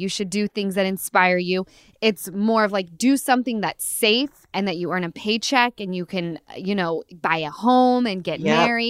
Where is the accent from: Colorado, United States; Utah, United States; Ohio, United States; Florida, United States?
Utah, United States; now in Los Angeles, United States; I'm from Utah, and I'm telling you, I moved to LA because it was the biggest city that was the closest to where I was from.